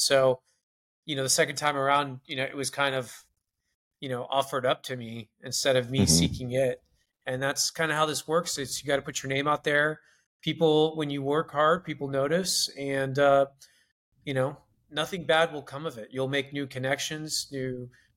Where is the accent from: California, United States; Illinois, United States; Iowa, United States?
California, United States; Corona; my hometown in Corona